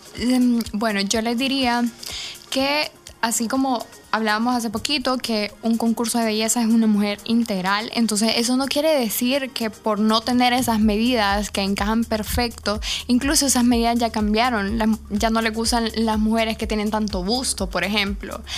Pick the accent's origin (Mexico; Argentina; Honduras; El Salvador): El Salvador; ¿y de dónde eres tú? Y yo le digo, El Salvador